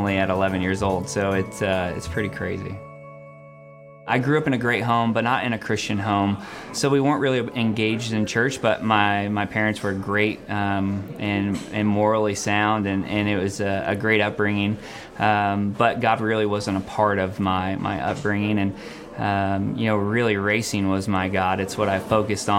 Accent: Phoenix, Arizona, United States; I grew up in Phoenix, Arizona. I was born and raised in Phoenix

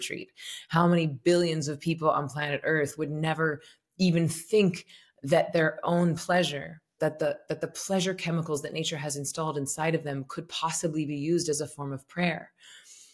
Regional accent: Tallahassee, Florida, United States; I'm from Tallahassee, Florida, and I was raised Southern Baptist.

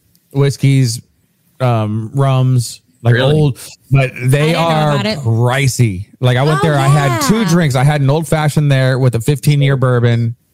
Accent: Beeville, Texas, United States; Like, I grew up in Beeville, Texas. That was a fucking shithole.

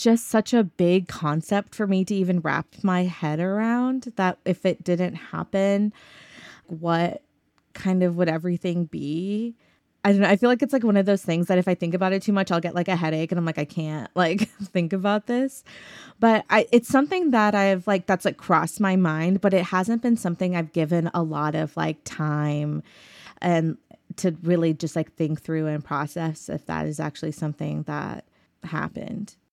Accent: Arlington, Texas, United States; also born or lived in Pakistan; now in Austin, United States; I grew up in Arlington, Texas, outside of Dallas

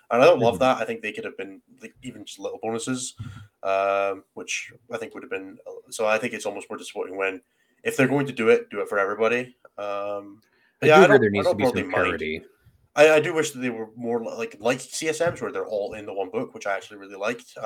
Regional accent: Scotland, United Kingdom

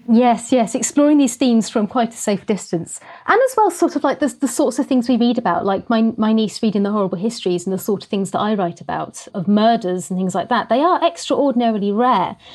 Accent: Norfolk, East of England, United Kingdom; also born or lived in Isle of Sheppey, Kent; I moved to Norfolk with my family when I was three, um, and have lived in the small market town ever since.

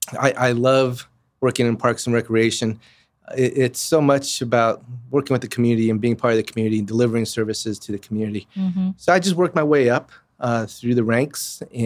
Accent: Santa Fe, New Mexico, United States; moved away as an adult; also born or lived in Albuquerque, New Mexico / Colorado; now in Wichita, United States; grew up in New Mexico, and I was born in Albuquerque and grew up in Santa Fe.

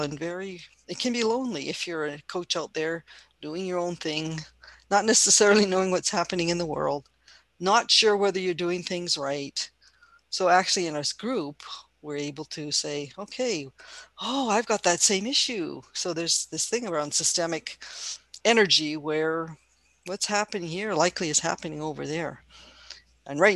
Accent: Canada; I'm Chinese Canadian

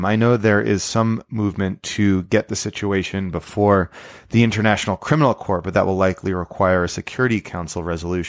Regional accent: New York, United States; I grew up not far from Brewster, New York

